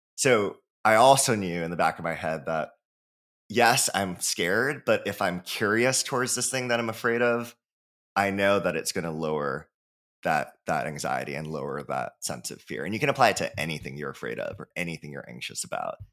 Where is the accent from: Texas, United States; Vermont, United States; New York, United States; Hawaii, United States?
Hawaii, United States; I'm from Hawaii, so born and raised